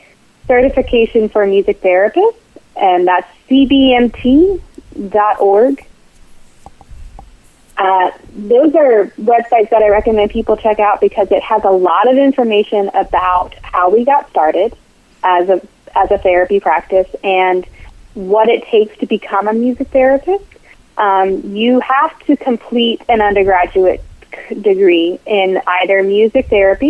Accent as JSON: {"language": "English", "town": "Charlottesville", "region": "Virginia", "country": "United States", "tie": "born or raised there", "said": "So I grew up in Charlottesville. It's my hometown"}